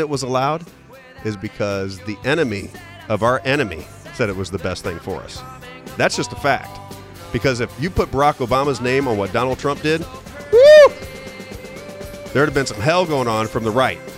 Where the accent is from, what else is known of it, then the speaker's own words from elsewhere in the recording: St. Louis, Missouri, United States; I grew up in St. Louis